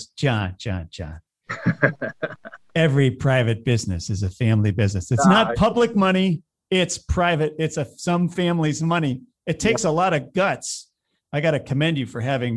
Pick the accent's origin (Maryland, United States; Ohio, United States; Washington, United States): Ohio, United States; lives in my home state of Ohio here